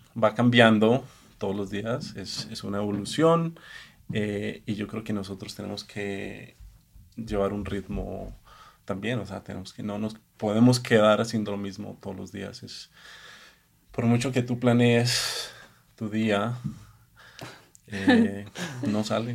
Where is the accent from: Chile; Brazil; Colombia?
Colombia; moved away as an adult; also born or lived in Los Angeles, United States; now in Mexico City, Mexico; soy colombiano que vivió 18, 19 años en Estados Unidos